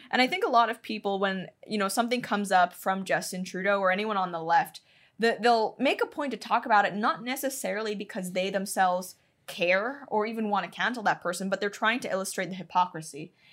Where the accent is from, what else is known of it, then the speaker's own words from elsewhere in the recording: Hong Kong; moved away; I'm Chinese. I grew up in Hong Kong